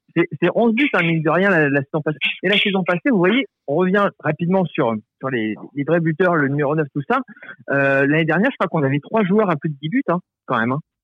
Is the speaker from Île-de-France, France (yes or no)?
no; Saint-Étienne, Auvergne-Rhône-Alpes, France; je suis né à Saint-Etienne, donc c'est depuis que je suis gamin